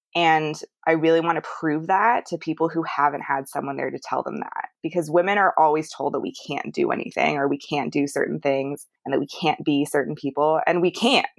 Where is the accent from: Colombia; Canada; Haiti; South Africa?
Canada; now in United States; I grew up in Canada, hiking and backpacking and camping and all that stuff with my dad.